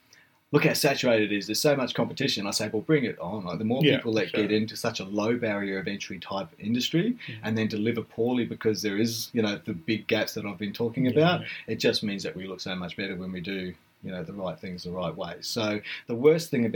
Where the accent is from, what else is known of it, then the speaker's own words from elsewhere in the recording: Blenheim, Marlborough, New Zealand; now in Australia; I'm actually a Kiwi. You know, I was born in Blenheim in New Zealand.